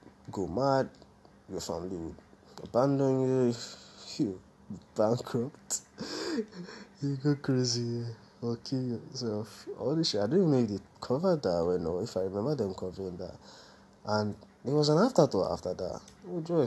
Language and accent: English; Nigeria; I'm growing up in Nigeria.